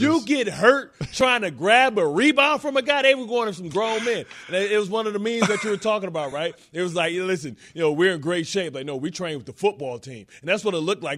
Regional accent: Detroit, Michigan, United States; I'm from Detroit.

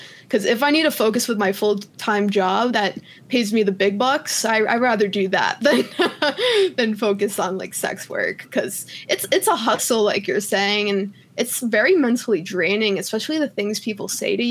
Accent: New York, United States; now in Colorado, United States; I'm from New York

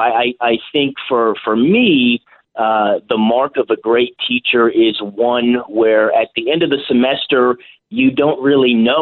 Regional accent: California, United States; my home state of California

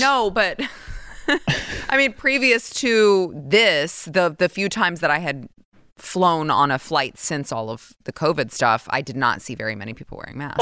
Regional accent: Texas, United States; born and raised in Texas.

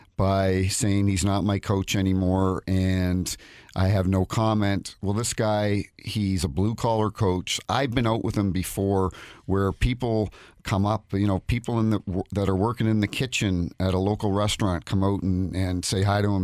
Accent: New Brunswick, Canada; moved away as an adult; also born or lived in Saint Louis; now in St. Louis, United States; I grew up in New Brunswick on the East Coast, New Brunswick, Nova Scotia

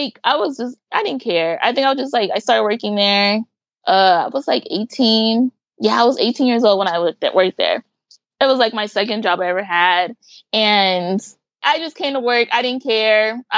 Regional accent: Pomona, California, United States; also born or lived in Los Angeles, California; I grew up in Pomona, but I spent a lot of time in LA working or hanging out with family

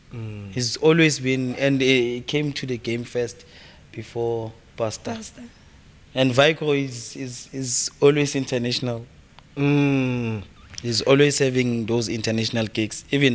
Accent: Soweto, Gauteng, South Africa; I'm from Soweto.

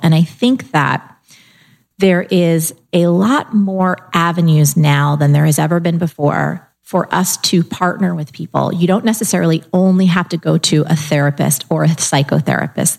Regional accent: New Jersey, United States; I'm also from New Jersey

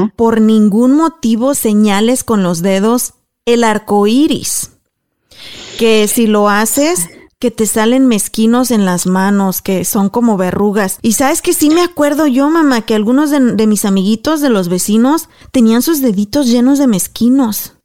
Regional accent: Mexico; moved away; nosotros como mexicanas

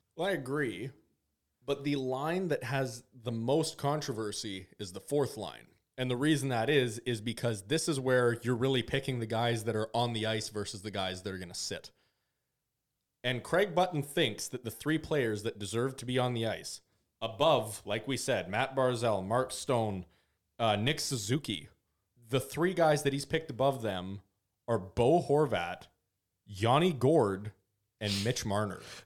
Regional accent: Canada; I'm a Canadian

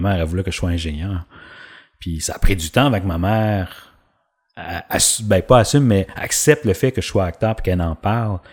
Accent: Drummondville, Quebec, Canada; j'ai grandi à Drummondville

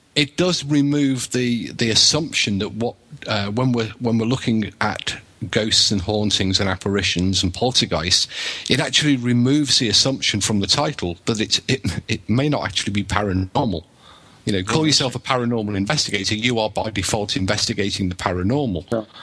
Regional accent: England, United Kingdom; now in Wales, United Kingdom; I'm English, but I live in Wales

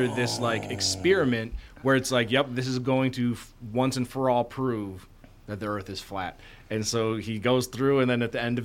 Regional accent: Osceola, Wisconsin, United States; my hometown, Osceola

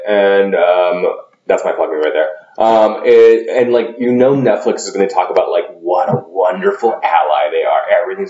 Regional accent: Texas, United States; I'm a Texan

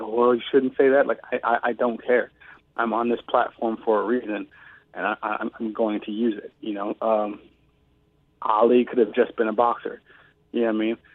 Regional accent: Cleveland, Ohio, United States; moved away; being on the streets at east side of Cleveland, Ohio

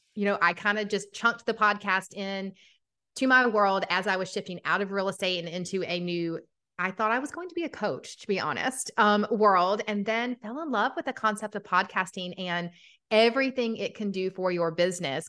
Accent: Atlanta, Georgia, United States; accent: Southern; I'm from Atlanta, Georgia. If you can't hear the Southern accent, it comes out quite often

